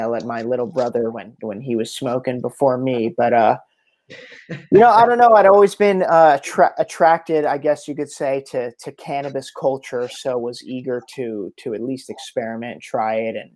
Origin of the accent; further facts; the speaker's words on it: New Jersey, United States; now in Encinitas, United States; I'm from South Jersey